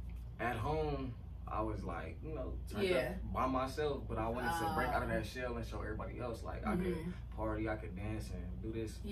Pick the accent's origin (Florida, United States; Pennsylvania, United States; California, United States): California, United States; we're from California.